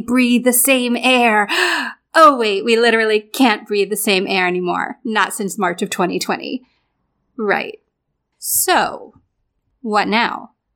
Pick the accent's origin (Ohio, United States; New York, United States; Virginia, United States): New York, United States; Lake George; now in New York City, United States; I grew up in Lake George, New York, which I like to say is a small town with a very big lake